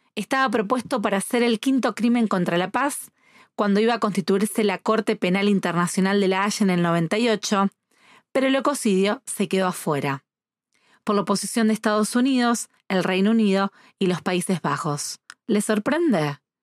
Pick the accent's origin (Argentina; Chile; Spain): Argentina; Rosario, Santa Fe; desde Rosario, Argentina